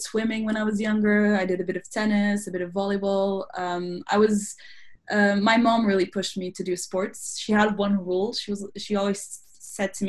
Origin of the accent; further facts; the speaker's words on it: Lisbon, Portugal; moved away as an adult; now in London, United Kingdom; I'm from Lisbon, Portugal